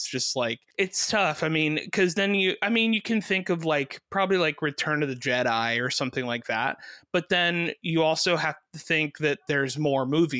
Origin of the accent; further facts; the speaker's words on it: Miami, Florida, United States; I'm from Miami